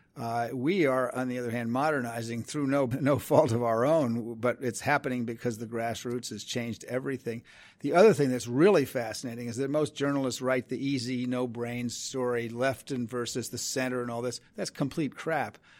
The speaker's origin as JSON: {"language": "English", "region": "New York", "country": "United States", "tie": "born or raised there", "said": "I grew up in New York"}